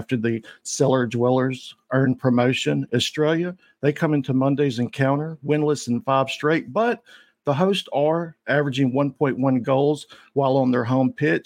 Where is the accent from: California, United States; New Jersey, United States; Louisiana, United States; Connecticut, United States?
Louisiana, United States; Shreveport; I'm from Shreveport, Louisiana.